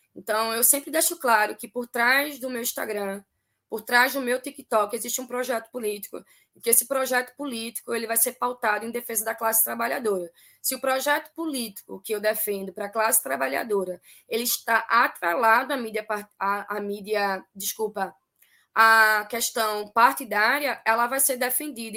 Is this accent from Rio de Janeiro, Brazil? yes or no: no; Recife, Pernambuco, Brazil; a gente se intitula aqui, enquanto pernambucana, enquanto resifense, como um Pernambuco, meu país